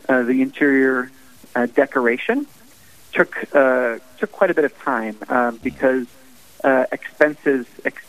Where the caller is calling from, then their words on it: Two Harbors, Minnesota, United States; I'm in my office at Holy Spirit in Two Harbors. And of course, as you mentioned, I also have the parish of St. Mary's in Silver Bay as well.